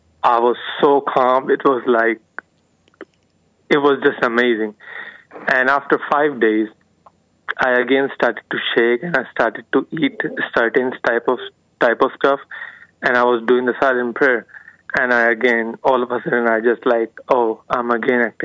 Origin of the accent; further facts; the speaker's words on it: India; I'm not from Indiana. I'm from India.